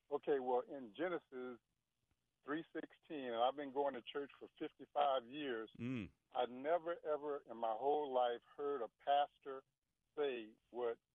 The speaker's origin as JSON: {"language": "English", "town": "Ozark", "region": "Alabama", "country": "United States", "moved": "yes", "lives_now": "Washington, D.C., United States", "said": "I'm from Ozark, Alabama"}